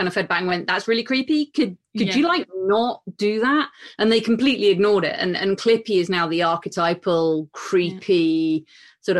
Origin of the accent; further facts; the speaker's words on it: United Kingdom; as a woman and as a British woman